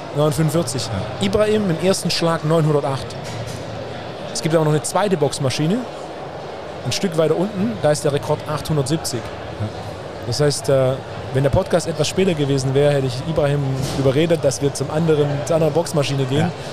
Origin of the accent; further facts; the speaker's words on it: Swabia, Germany; als echter Schwabe